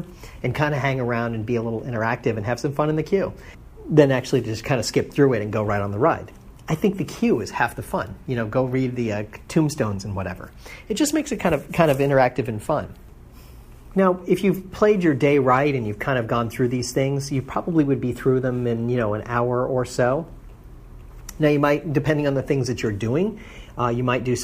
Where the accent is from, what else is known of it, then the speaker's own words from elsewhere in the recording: Florida, United States; I grew up in Florida, so it rains every afternoon during the summer